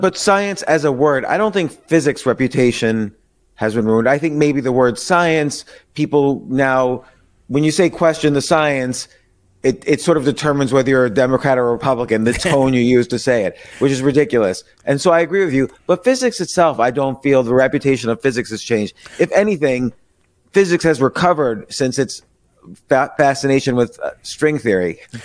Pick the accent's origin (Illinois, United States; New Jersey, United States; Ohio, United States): New Jersey, United States; Princeton; I lived, I grew up in Princeton